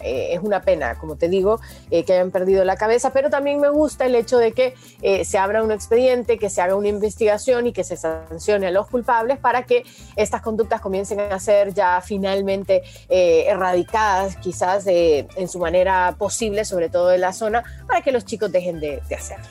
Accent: Honduras; now in United States; como catracha estoy con mi corazón en Honduras

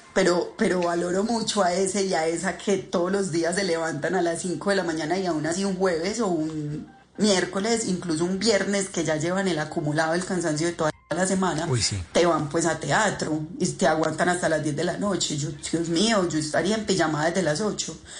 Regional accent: Paisa, Antioquia, Colombia; also born or lived in Argentina; como buena paisa

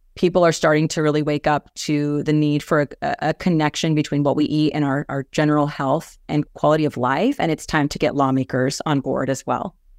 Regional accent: Kansas, United States; moved away as an adult; also born or lived in Washington, D.C.; Kansas, my home state

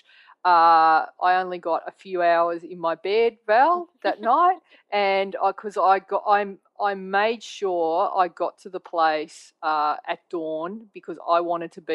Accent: Australia; a photographer from Australia

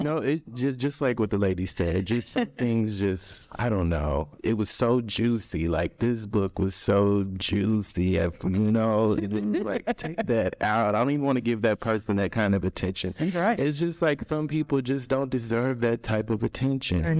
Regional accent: Austin, Texas, United States; I'm originally from Austin, Texas

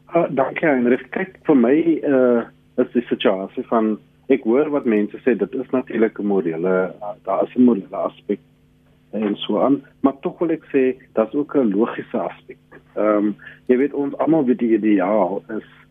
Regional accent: South Africa

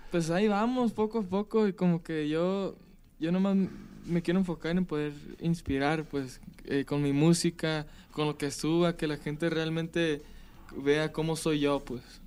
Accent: Palm Springs, California, United States; Yo soy de California, nací en California

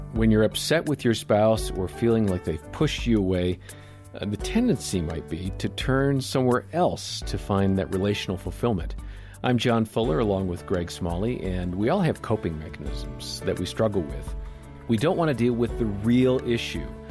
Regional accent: Wisconsin, United States; I grew up in Wisconsin

